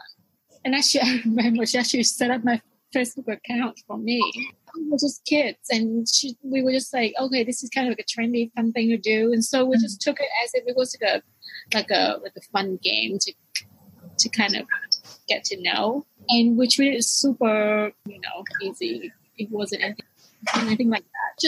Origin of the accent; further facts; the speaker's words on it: Hanoi, Vietnam; moved away as an adult; now in New York City, United States; I am from Hanoi, Vietnam